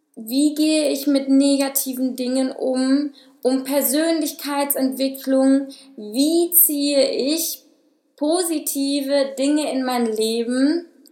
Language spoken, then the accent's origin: German; Witten, North Rhine-Westphalia, Germany; now in Düsseldorf, Germany; bin aufgewachsen in Witten und bin dann vor circa eineinhalb Jahren nach Düsseldorf gezogen